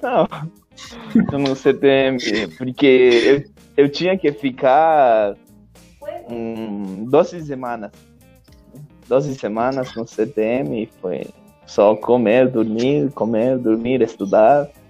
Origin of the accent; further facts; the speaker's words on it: Argentina; Portuguese is a second language; moved away; Da Argentina